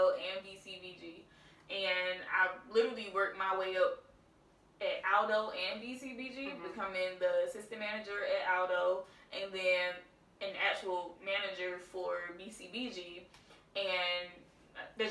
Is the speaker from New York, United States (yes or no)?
no; North Carolina, United States; moved away as an adult; also born or lived in Florida; now in Philadelphia, United States; I'm originally from North Carolina, but I've been in Philly for almost 3 years now